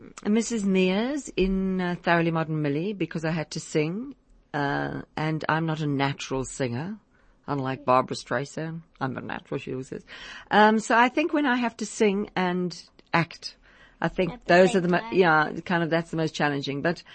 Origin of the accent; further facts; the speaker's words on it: Liverpool, North West England, United Kingdom; Liverpool. I come from Liverpool. It's right. It's sort of like South African in a way, because it's got that achum. Achum from Liverpool.